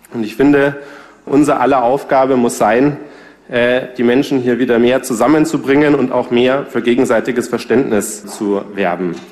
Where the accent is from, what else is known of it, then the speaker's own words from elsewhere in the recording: Munich, Bavaria, Germany; ich bin in München geboren und aufgewachsen